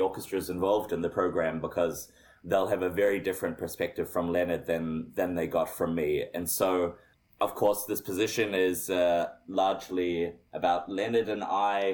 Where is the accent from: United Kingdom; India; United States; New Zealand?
New Zealand; as a New Zealander because I grew up here